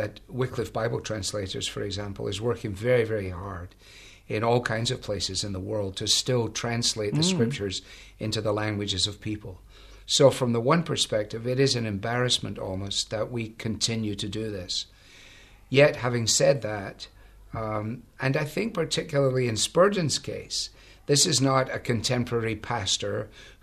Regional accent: Glasgow, Scotland, United Kingdom; now in United States; I was brought up really in Glasgow in a large interdenominational mission center

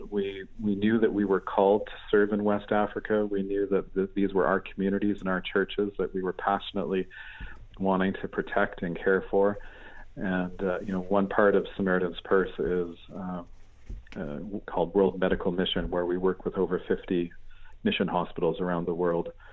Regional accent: Canada; also born or lived in Asia; now in United Kingdom; I'm a Canadian. I'm a, a grew up in rural Canada in a beautiful setting in the in the shadow of the Rocky Mountains

